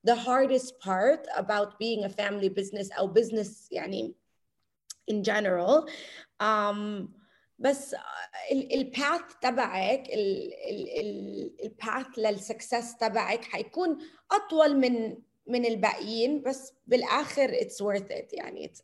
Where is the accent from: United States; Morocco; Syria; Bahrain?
United States; moved away as an adult; أنا من أنا وصغيرة كتير كتير بحب الطبخ وتربيت بأمريكا